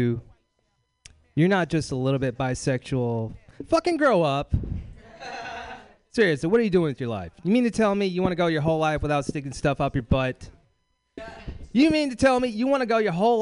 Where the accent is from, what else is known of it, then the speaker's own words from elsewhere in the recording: Bakersfield, California, United States; moved away; I'm from Bakersfield, California